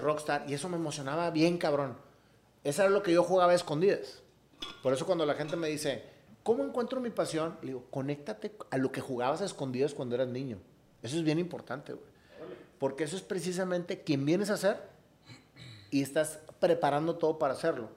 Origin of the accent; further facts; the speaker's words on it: Monterrey, Nuevo León, Mexico; Yo como regio